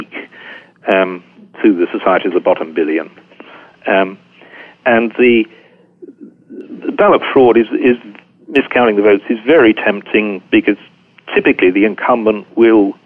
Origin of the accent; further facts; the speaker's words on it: Yorkshire and the Humber, United Kingdom; I'm strongly identify as a Yorkshireman